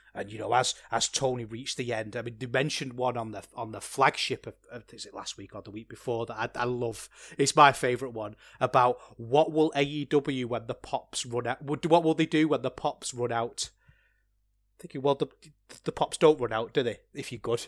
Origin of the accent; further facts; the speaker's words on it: England, United Kingdom; As an Englishman myself